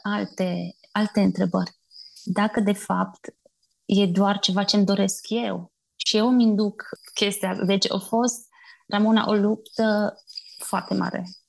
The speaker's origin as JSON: {"language": "Romanian", "town": "Bistrița", "region": "Bistrița-Năsăud", "country": "Romania", "moved": "as an adult", "lives_now": "Rubuguri, Uganda", "said": "provin din Bistrița, dintr-o familie simplă, obișnuită"}